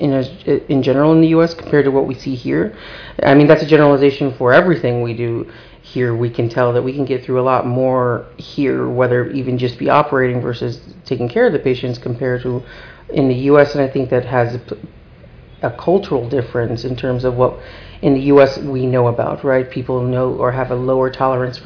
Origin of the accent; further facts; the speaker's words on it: New Jersey, United States; I'm from New Jersey